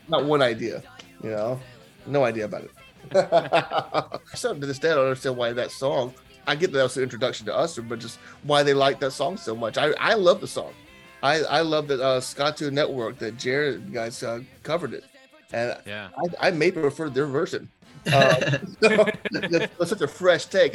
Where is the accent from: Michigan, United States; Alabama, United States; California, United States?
Alabama, United States; I'm from Alabama